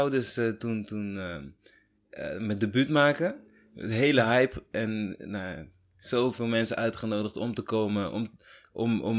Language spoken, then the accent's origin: Dutch; Ede, Gelderland, Netherlands; ik kom uit Ede.